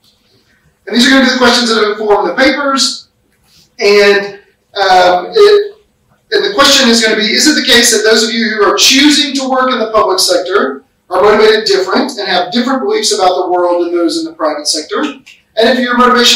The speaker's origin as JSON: {"language": "English", "country": "United States", "said": "The way that I view things as an American"}